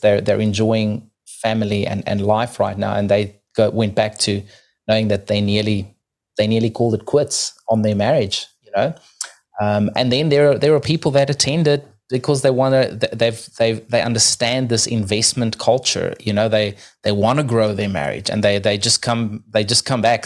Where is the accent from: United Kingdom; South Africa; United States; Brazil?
South Africa; now in New Zealand